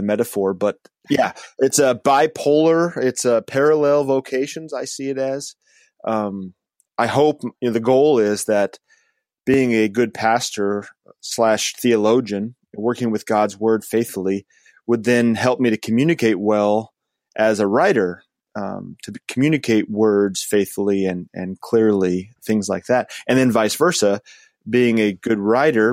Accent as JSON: {"language": "English", "region": "Wyoming", "country": "United States", "moved": "as an adult", "lives_now": "California, United States", "said": "I'm originally from Wyoming, so being a California guy"}